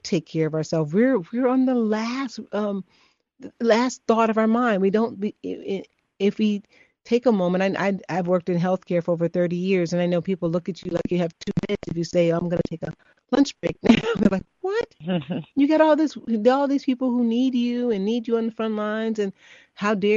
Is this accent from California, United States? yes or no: no; Chicago, Illinois, United States; I'm from Chicago as well.